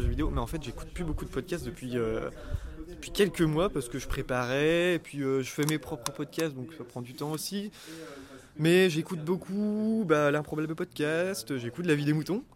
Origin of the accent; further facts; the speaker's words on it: Lorient, Brittany, France; now in Rennes, France; je suis originaire de Bretagne, de Lorient, mais je fais mes études à Rennes